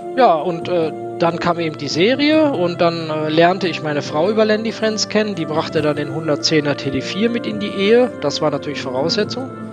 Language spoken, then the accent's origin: German; Niederkassel, North Rhine-Westphalia, Germany; also born or lived in Cologne; In der Tat bin ich nicht in Niederkassel geboren, sondern in Köln. Ähm, ich bin der einzige Kölner in meiner Familie. Ich habe es immer ein bisschen schwer gehabt. Die, die anderen sind alle Berliner. Ähm, aber wir sind, als ich ein Jahr alt war, nach Niederkassel rausgezogen und da habe ich bis zu meinem ja, knapp 15. Lebensjahr verbracht